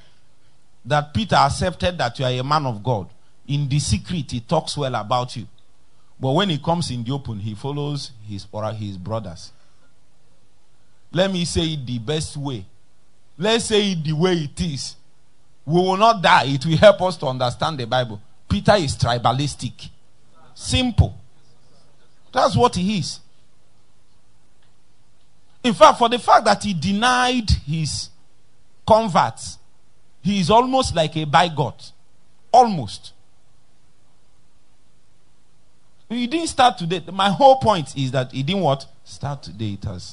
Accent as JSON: {"language": "English", "town": "Nnewi", "region": "Anambra", "country": "Nigeria", "said": "I'm from Newi"}